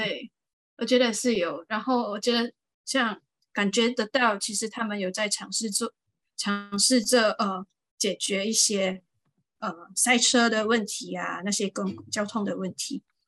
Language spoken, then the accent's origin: Chinese; Johor, Malaysia; now in Singapore; 我现在在新加坡，然后我来自马来西亚柔佛马耶波